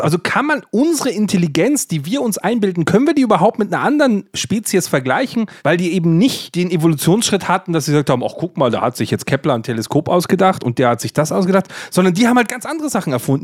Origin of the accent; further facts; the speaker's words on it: Bavaria, Germany; ich als Bayer